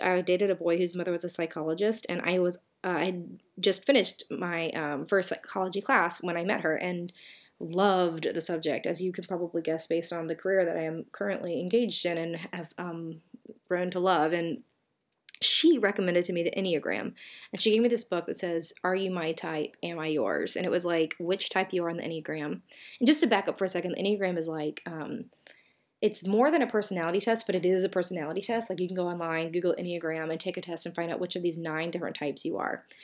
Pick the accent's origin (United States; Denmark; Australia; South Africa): United States; Southern; accent: Southern; my Southern accent